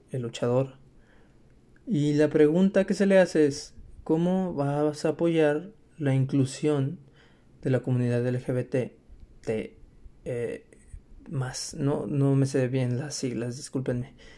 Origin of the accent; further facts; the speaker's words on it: Mexico; para nosotros como mexicanos